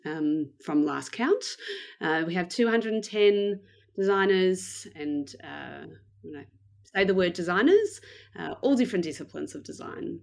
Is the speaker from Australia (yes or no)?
yes; Melbourne, Victoria, Australia; I am from Melbourne in Australia. Uh, I was born here, um, and I've lived here basically most of my life.